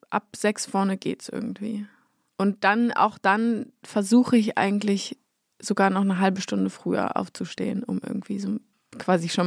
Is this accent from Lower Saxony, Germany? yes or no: no; Berlin, Germany; born or raised there; moved away as an adult; now in Munich, Germany